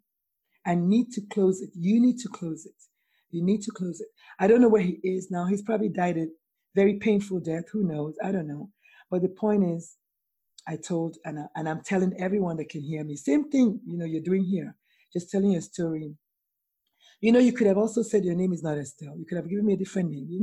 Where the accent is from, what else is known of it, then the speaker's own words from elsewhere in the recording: Nigeria; now in United States; I'm Nigerian and I live in America